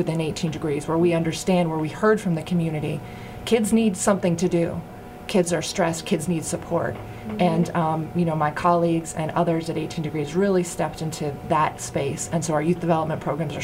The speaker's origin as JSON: {"language": "English", "town": "Boston", "region": "Massachusetts", "country": "United States", "tie": "born or raised there", "also_born_or_lived": "Austin, Texas", "moved": "as an adult", "said": "I grew up in Boston, right in the south end of Boston"}